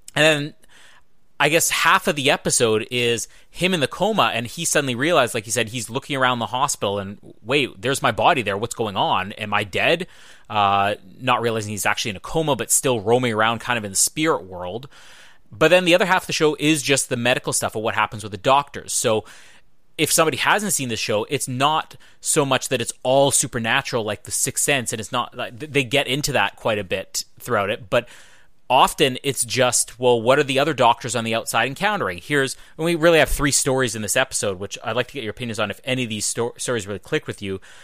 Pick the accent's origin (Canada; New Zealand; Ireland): Canada; Winnipeg, Manitoba; Winnipeg, my hometown